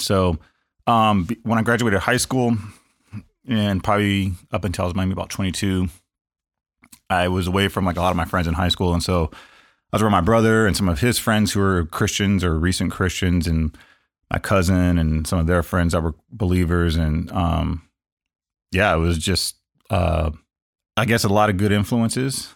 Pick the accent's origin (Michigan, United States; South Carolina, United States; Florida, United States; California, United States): California, United States; Los Angeles; born and raised in Los Angeles, uh, pretty much outside of four months of my entire life, I have lived in L A County